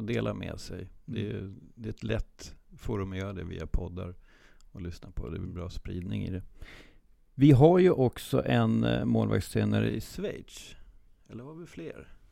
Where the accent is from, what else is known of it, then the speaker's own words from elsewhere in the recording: Sweden; som svensk målvaktstränare